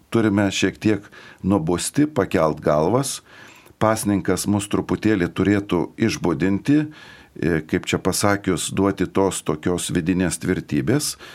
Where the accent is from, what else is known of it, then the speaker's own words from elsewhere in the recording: Lithuania; mes kaip lietuviai